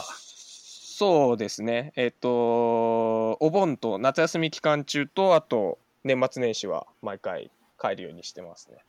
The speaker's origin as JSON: {"language": "Japanese", "town": "Oshima", "region": "Tokyo", "country": "Japan", "tie": "born or raised there", "moved": "yes", "lives_now": "Tokyo, Japan", "said": "東京、東京都民なんですけど、えっと、出身が伊豆大島っていうところ出身です。"}